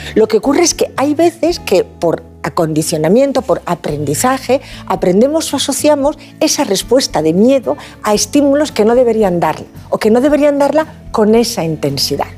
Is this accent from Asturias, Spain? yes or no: yes; Asturias, Spain; now in Valencia, Spain; Soy asturiana de corazón, valenciana de adopción y además ah. muy feliz de estar en Valencia, de vivir en ah, Valencia